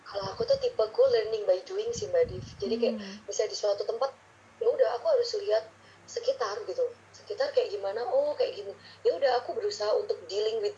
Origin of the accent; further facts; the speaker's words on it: Bontang, East Kalimantan, Indonesia; also born or lived in Ponorogo; terus uh, eh, TK SD di Bontang